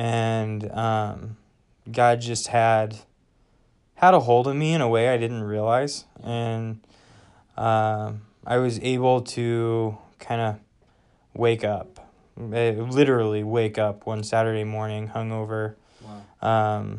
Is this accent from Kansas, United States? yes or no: yes; Wichita, Kansas, United States; moved away as an adult; I am from Wichita, Kansas, and grew up there, was there for 18 years.